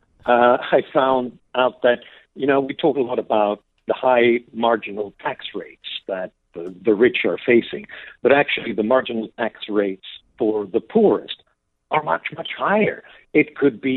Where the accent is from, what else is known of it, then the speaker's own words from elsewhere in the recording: Sweden; I grew up in Sweden in the 70s and 80s.